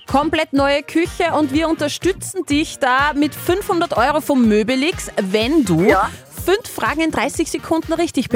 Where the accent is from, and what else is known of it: Waizenkirchen, Upper Austria, Austria